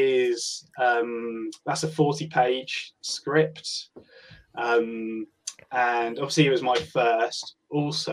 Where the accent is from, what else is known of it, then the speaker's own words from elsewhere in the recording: Hampshire, South East England, United Kingdom; I'm from Hampshire.